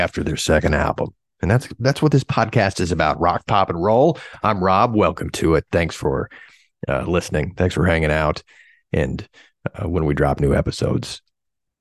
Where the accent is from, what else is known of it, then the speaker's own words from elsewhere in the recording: Indiana, United States; I'm from Indiana